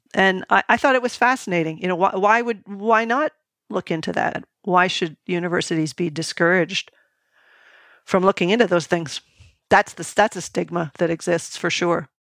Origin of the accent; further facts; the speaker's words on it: New England, United States; when I was growing up in New England